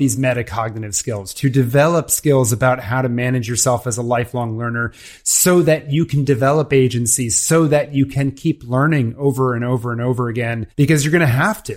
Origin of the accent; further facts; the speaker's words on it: Washington, District of Columbia, United States; I grew up in the Washington DC area